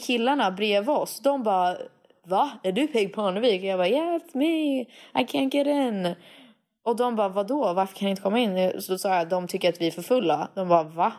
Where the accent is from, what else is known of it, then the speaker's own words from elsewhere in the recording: Sweden; egentligen så är jag ju mer svensk än amerikansk. Jag är ju född här